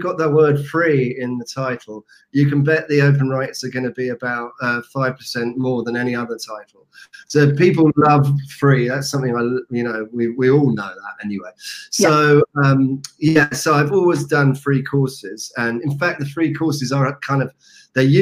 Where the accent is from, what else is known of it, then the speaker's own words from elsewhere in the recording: United Kingdom; I happen to be from the UK, as you will know from my accent.